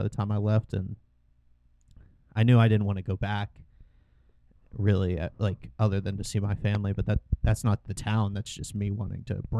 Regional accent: Culpeper, Virginia, United States; born or raised there

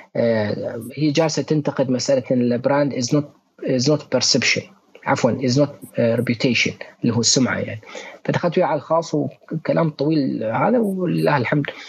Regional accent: Bahrain; ونحن حاليا نعمل مع احدى الشركات عندنا في البحرين

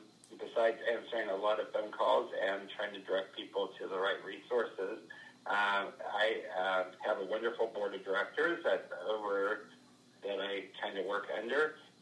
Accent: Carrollton, Missouri, United States; also born or lived in Las Vegas / Denver / Houston / Fort Lauderdale; I grew up in Carroll County. I attended all of my school at Carrollton High School and graduated from there. And then that's when I went on to college. I moved away and have worked around the country from Las Vegas, Denver, Houston, Fort Lauderdale

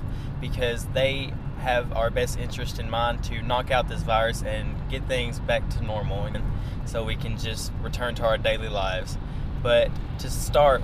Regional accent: West Tennessee, United States; accent: West Tennessee; also born or lived in Ukraine; I am a 20-year-old guy who lives in West Tennessee, as you can tell by my accent

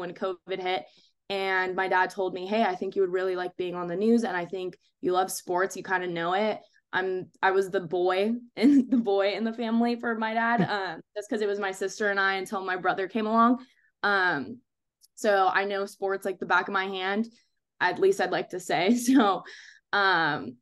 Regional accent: San Jose, California, United States; moved away as an adult; now in Arizona, United States; I'm from San Jose, California. So born and raised in San Jose, California.

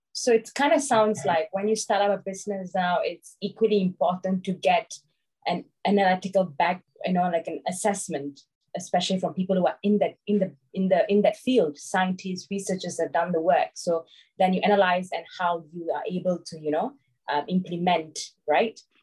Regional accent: Malaysia; I'm from Malaysia.

